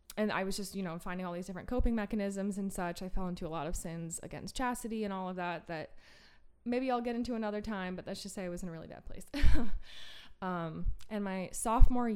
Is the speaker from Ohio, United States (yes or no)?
yes; Steubenville, Ohio, United States; Franciscan University of Steubenville, which is, I mentioned before, is in my hometown